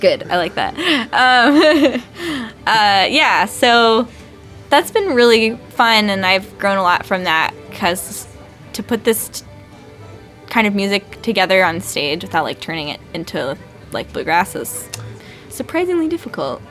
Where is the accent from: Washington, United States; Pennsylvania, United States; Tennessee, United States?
Tennessee, United States; Maryville; also born or lived in Chicago; now in Brooklyn, United States; so I am actually from Maryville, Tennessee. Um, and I grew up there playing classical music